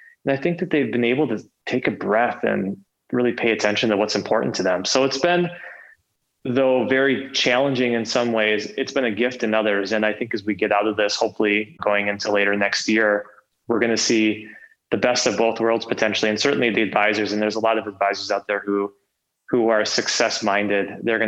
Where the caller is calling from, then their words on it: Minneapolis, Minnesota, United States; I am calling in from sunny Minneapolis today.